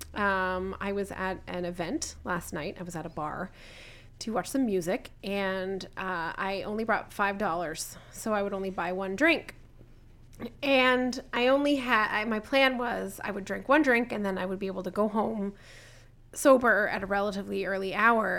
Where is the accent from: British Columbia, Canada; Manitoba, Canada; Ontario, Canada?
Ontario, Canada; Southern; I'm from Southern Ontario